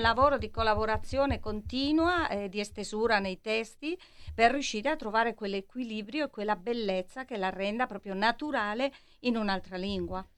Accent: Madrid, Community of Madrid, Spain; Italian is a second language; now in Milan, Italy; sono una milanese di Madrid o una madrilena di Milano

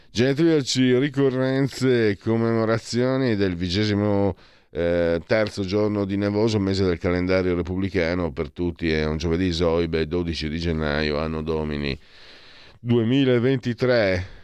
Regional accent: Triveneto, Italy; moved away; vengo dal Triveneto, sono qua da 18 anni

